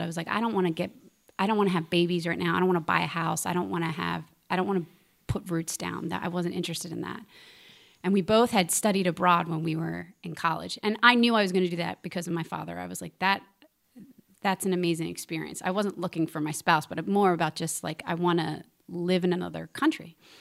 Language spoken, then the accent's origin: English; Philadelphia, Pennsylvania, United States; moved away; I grew up in Philadelphia. There's a church on every corner.